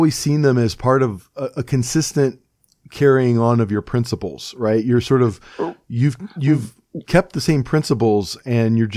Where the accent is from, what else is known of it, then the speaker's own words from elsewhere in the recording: Cleveland, Ohio, United States; now in Cresson, Pennsylvania, United States; I'm from Cleveland